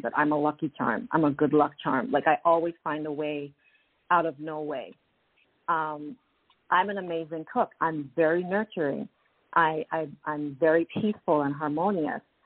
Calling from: Toronto, Ontario, Canada; I'm calling from Toronto, Canada.

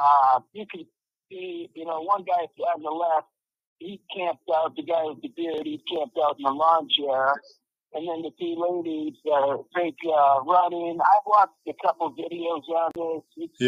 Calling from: Mexico; Mexico, how are you?

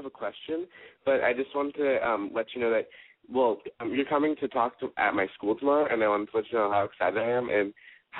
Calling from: Los Angeles, California, United States; I'm 17, and I'm calling from L.A.

